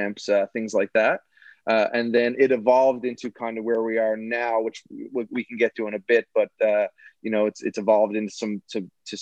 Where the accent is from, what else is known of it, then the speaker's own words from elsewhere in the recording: Mount Pearl, Newfoundland and Labrador, Canada; I grew up in Mount Pearl